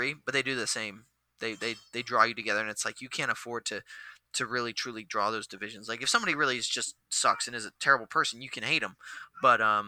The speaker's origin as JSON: {"language": "English", "region": "Washington", "country": "United States", "moved": "yes", "said": "I'm from Washington State, but the boonies of Washington State"}